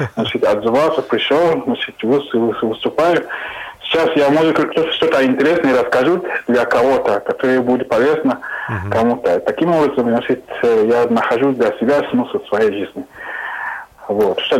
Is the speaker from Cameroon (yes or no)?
yes; Cameroon; Russian is a second language; moved away; я из Камеруна.